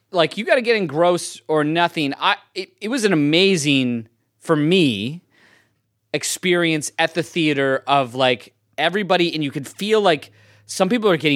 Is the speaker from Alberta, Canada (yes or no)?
yes; Edmonton, Alberta, Canada; born or raised there